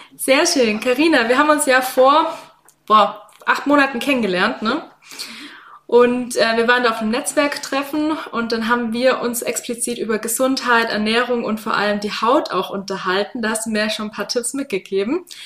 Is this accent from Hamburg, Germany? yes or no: no; Swabia, Baden-Württemberg, Germany; accent: Swabian; ich mein Schwäbisch mit mir rumtrage